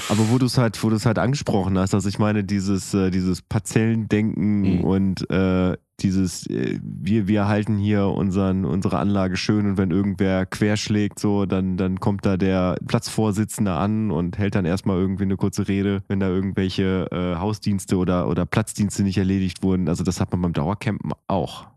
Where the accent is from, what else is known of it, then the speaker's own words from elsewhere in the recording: Oerlinghausen, North Rhine-Westphalia, Germany; in meiner Heimatstadt äh, in Oerlinghausen